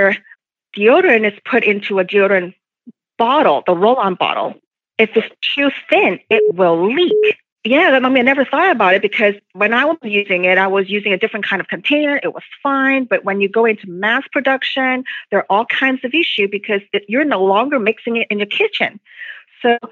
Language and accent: English; Hong Kong; moved away; I came from Hong Kong, not from China